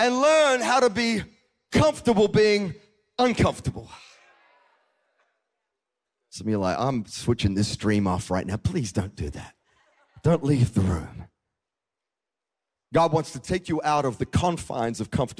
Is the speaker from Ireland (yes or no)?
no; Australia; moved away as an adult; now in United States; we moved from Australia to the United States in 2012. And I'd grown up my whole life in a country where I drove on, you know, on the right side of the road, or the left side of the road.